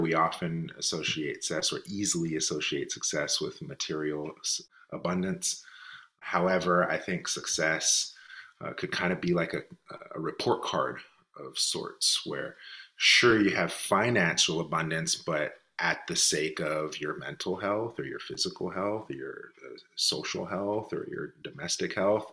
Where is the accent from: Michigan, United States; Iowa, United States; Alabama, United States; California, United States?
California, United States; Richmond; I'm born and raised in Richmond, California